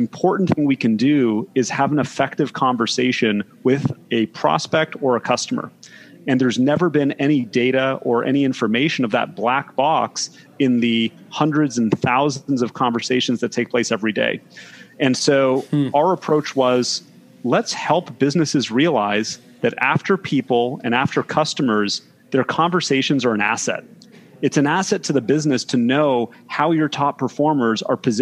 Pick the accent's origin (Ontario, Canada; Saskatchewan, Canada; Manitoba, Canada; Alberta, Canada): Ontario, Canada; Toronto; moved away as an adult; now in Bay Area, United States; I'm originally from Toronto, Canada. Apologies if anybody has trouble understanding my accent, but moved out to the Bay Area in 2008